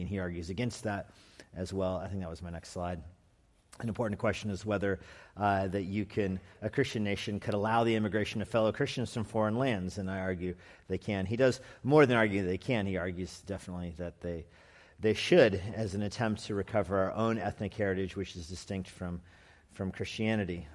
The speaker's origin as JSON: {"language": "English", "town": "Albuquerque", "region": "New Mexico", "country": "United States", "also_born_or_lived": "California", "moved": "yes", "said": "I'm from Albuquerque, New Mexico"}